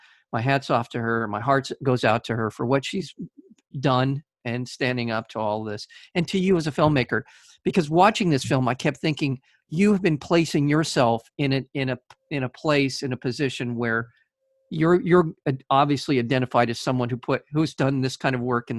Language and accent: English; United States; as an American watching your film, this is about 95 days away from happening here.